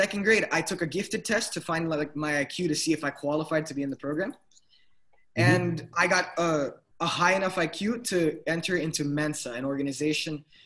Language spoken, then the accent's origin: English; Miami, Florida, United States; I'm from Miami, Florida